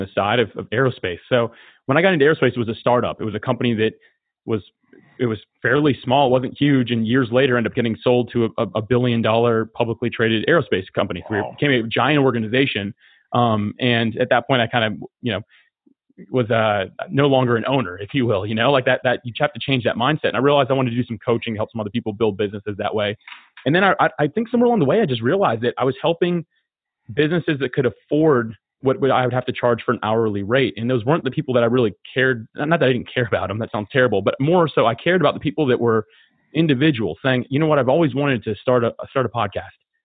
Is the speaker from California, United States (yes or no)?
no; Florida, United States; I'm born and raised in Florida. I love it here